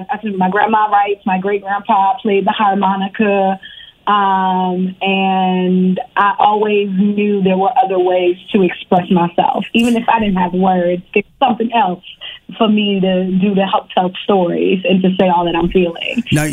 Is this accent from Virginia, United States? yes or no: yes; Richmond, Virginia, United States; also born or lived in Harlem, New York; I was born in New York, in Harlem, but I grew up in Virginia. I grew up in Richmond, Virginia, the 804.